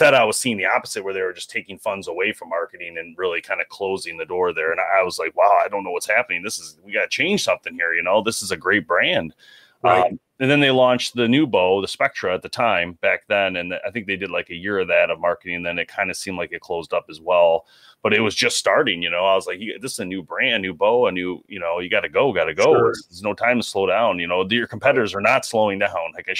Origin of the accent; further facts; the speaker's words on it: Michigan, United States; We're from Michigan, so we're in that region